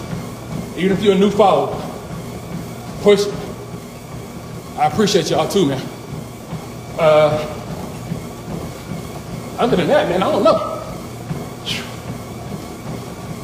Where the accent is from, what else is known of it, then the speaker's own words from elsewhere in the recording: North Carolina, United States; my home state of North Carolina